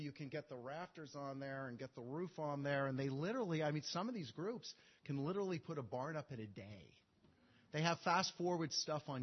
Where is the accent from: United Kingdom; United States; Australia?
United States; Montana; I'm from Montana